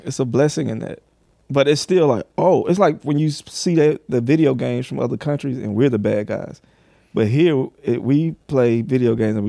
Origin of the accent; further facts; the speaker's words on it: Clarkston, Georgia, United States; Well, I grew up in Clarkston, like part of Atlanta, Georgia.